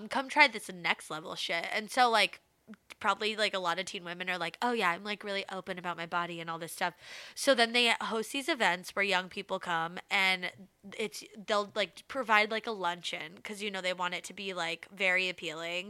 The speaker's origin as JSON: {"language": "English", "country": "United States", "said": "being American"}